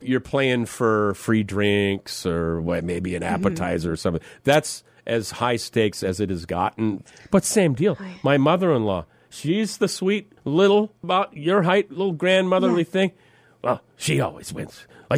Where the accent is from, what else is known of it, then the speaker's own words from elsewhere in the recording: Minnesota, United States; moved away; I'm this kid from Minnesota.